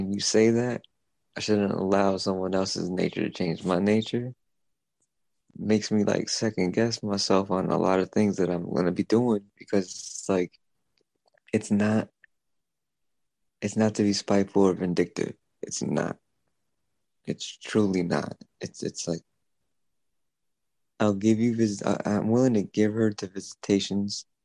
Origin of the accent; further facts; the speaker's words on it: Stamford, Connecticut, United States; I grew up in the South End of Stanford. Like I grew up on the East Side of Stanford, but I always grew up in the South End